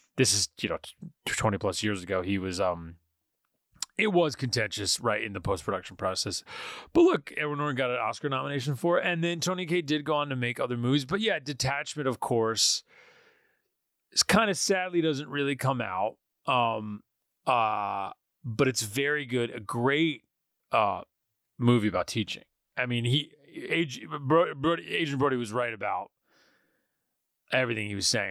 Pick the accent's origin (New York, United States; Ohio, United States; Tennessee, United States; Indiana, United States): New York, United States; Poughkeepsie; I grew up in Poughkeepsie